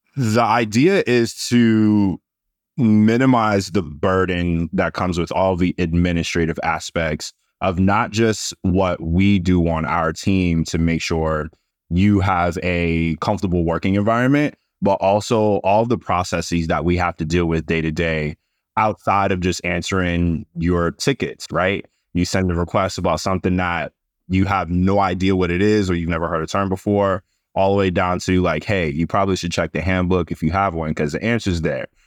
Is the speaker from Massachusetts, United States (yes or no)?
yes; Boston, Massachusetts, United States; I'm a Boston kid. I'm from Massachusetts